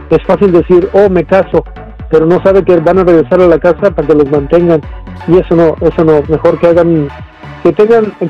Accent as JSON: {"language": "Spanish", "country": "Mexico", "moved": "as an adult", "lives_now": "United States", "said": "yo me casé a los 18 años y me vine de México y ganando puro mínimo, mi hermano."}